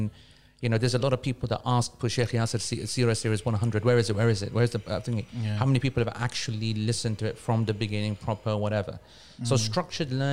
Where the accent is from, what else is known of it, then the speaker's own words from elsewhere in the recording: London, United Kingdom; moved away as an adult; also born or lived in Manchester; I'm from London, but I'm living in Manchester